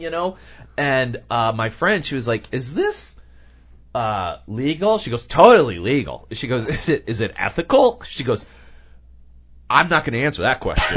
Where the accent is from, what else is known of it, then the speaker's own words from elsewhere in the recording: United States; as an American